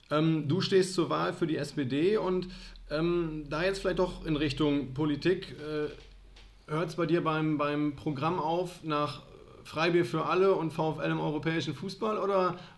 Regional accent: Italy; now in Osnabrück, Germany; zum Glück komme ich ja aus den Dolomiten

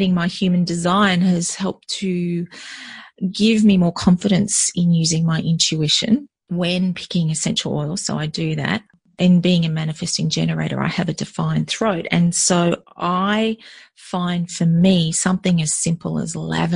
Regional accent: country Victoria, Australia; now in Melbourne, Australia; I grew up in country Victoria. So Victoria is one of the states of Australia, for those of you outside of Australia. And my parents were school teachers. And so we moved as a family all over the place

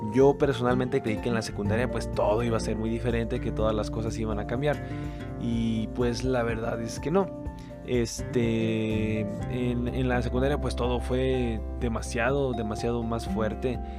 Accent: Mexico; como buenos mexicanos buscamos

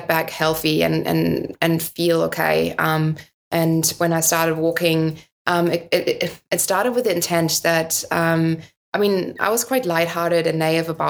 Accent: Northern Germany, Germany; English is a second language; moved away as an adult; also born or lived in United States; growing up in Northern Germany

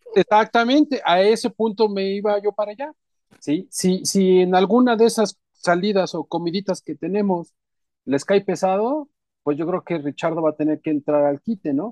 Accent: Mexico; así somos todos los mexicanos

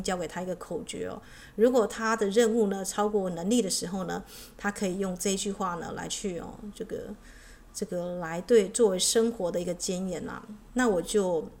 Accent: China; 那我们知道地水火风，我们中国人会加一个什么？就是这个木的元素，对不对？

